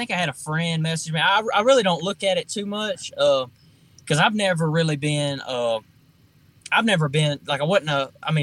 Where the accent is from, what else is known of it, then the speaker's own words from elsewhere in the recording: Foxworth, Mississippi, United States; I grew up in Foxworth, Mississippi. I was a really, really small town.